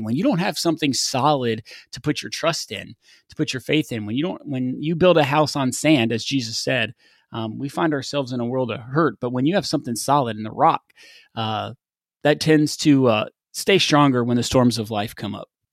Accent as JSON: {"language": "English", "region": "West Texas", "country": "United States", "tie": "born or raised there", "said": "I grew up in West Texas playing football"}